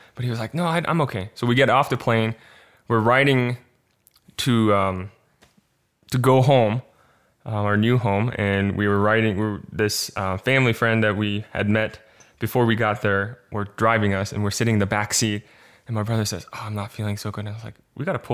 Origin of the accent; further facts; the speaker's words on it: Boulder, Colorado, United States; moved away as an adult; also born or lived in South Korea; I was born in Korea and then grew up there until I was in fifth grade and then moved to Boulder, Colorado